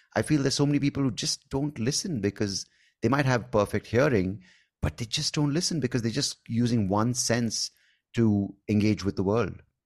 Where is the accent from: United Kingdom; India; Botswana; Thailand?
India; accent: Indian; my Indian accent